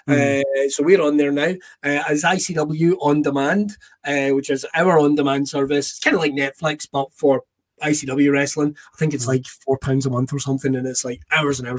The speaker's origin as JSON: {"language": "English", "town": "Irvine", "region": "Scotland", "country": "United Kingdom", "tie": "born or raised there", "said": "I grew up in Irvine."}